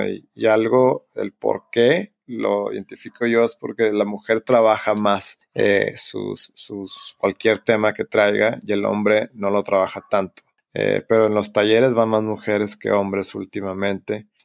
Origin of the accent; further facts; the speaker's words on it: Hermosillo, Sonora, Mexico; moved away; yo que soy de Hermosillo